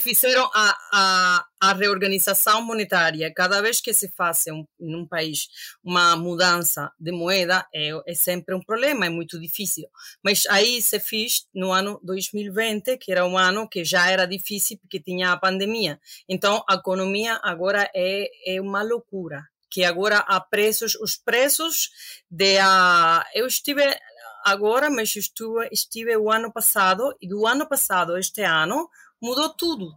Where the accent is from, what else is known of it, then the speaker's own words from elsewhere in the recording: Havana, Cuba; Portuguese is a second language; moved away as an adult; also born or lived in Paris; now in Lisbon, Portugal; Eu nasci e cresci em Havana